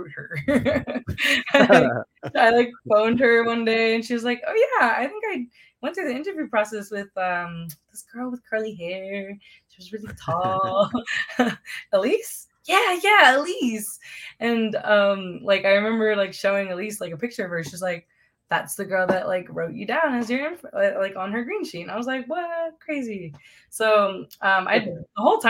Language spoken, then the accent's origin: English; Phoenix, Arizona, United States; growing up in Phoenix, like in the Phoenix area, there's like a lot of minorities